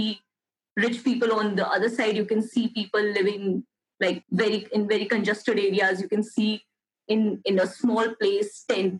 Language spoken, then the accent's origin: English; Delhi, India; I was actually born and brought up in Delhi